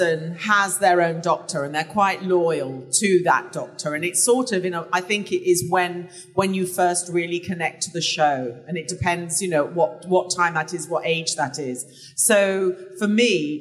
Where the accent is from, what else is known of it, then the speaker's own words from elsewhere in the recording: England, United Kingdom; I'm English